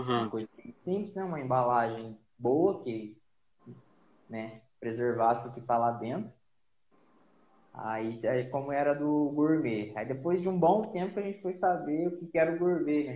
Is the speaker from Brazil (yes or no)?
yes; Silveiras, São Paulo, Brazil; eu sou, sou paulista, né? É, nascido e criado aqui em Silveiras, né? interior de São Paulo